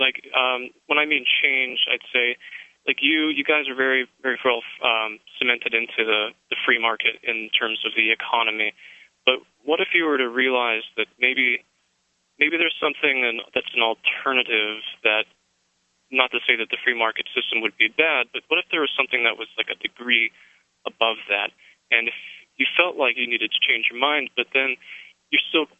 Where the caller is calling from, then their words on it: South Dakota, United States; I'm from South Dakota.